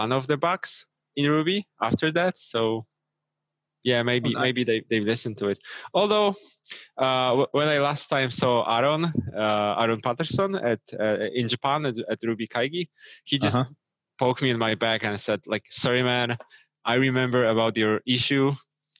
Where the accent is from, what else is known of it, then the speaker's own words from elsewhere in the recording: Krakow, Lesser Poland, Poland; I'm from Krakow, Poland, Europe